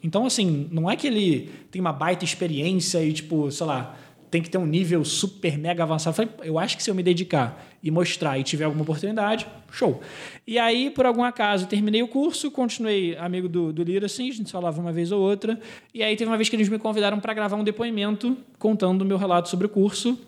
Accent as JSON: {"language": "Portuguese", "country": "Israel", "moved": "yes", "lives_now": "Brazil", "said": "eu sou israelense"}